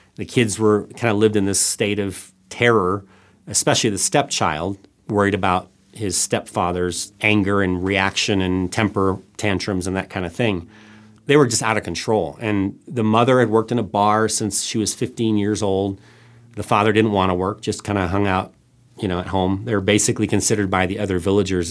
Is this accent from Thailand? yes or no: yes; Thailand; also born or lived in Northwest Arkansas; I, I was born and raised in Thailand